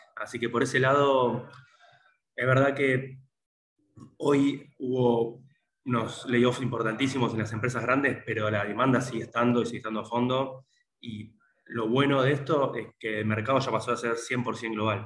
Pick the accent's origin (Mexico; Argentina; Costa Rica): Argentina; somos todos argentinos